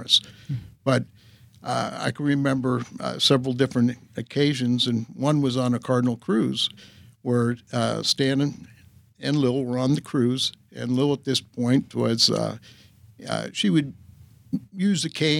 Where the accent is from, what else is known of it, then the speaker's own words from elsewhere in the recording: Southern California, United States; growing up in Southern California